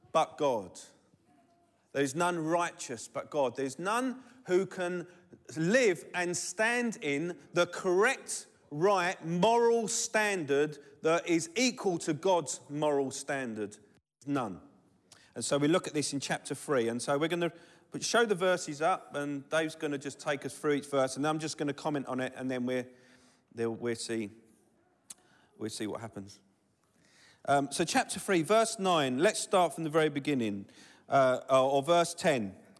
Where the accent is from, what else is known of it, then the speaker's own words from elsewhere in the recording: London, United Kingdom; I'm from Southeast London. We don't do T H's very well